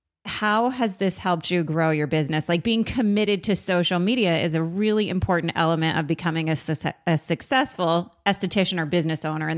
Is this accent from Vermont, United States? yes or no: yes; Vermont, United States; moved away; also born or lived in Boston; I lived in Boston as well. I lived on the North Shore for a long time. I'm from Vermont, and that was my first big city move. I went to Boston.